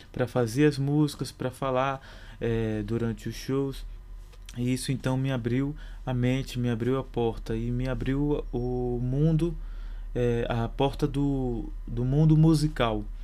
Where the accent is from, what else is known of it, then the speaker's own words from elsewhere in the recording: Bahia, Brazil; now in São Paulo, Brazil; Como eu vim da Bahia já com um clipe gravado, porém não lançado, é, a gente fez essa ponte de lançar o clipe juntamente com o financiamento coletivo